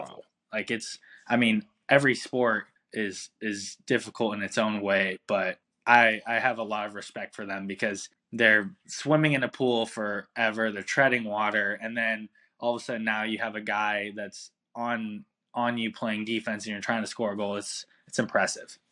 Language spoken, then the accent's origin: English; Pasadena, California, United States; I grew up in Pasadena, California